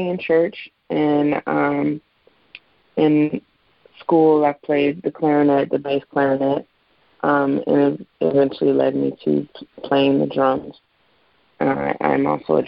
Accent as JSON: {"language": "English", "town": "Detroit", "region": "Michigan", "country": "United States", "tie": "born or raised there", "also_born_or_lived": "Lansing, Michigan / Ann Arbor, Michigan / Chicago, Illinois", "moved": "yes", "lives_now": "Brooklyn, New York, United States", "said": "Well, I grew up actually in Detroit and in Lansing, as well as Ann Arbor. And I did spend a large part of my childhood in Chicago as well. Of all the places that I've lived, I consider Detroit home"}